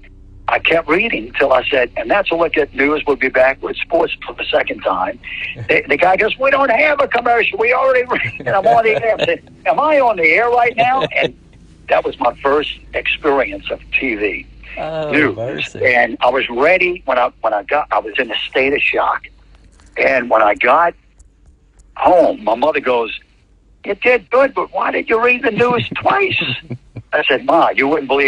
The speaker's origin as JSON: {"language": "English", "town": "New Orleans", "region": "Louisiana", "country": "United States", "moved": "yes", "said": "I'm from New Orleans."}